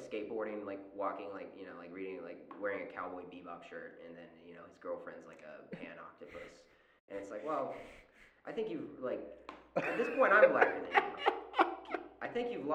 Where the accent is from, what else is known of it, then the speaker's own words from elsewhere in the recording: Charlotte, North Carolina, United States; I grew up in Charlotte